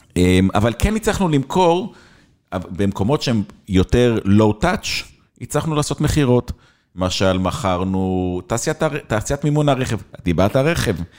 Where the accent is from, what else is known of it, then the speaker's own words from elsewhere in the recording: Israel; moved away as an adult; also born or lived in England; אני ישראלי קטנצ'יק